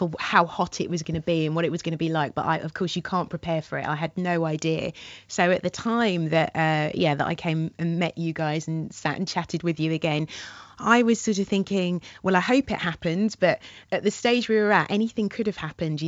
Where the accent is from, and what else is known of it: London, United Kingdom; born or raised there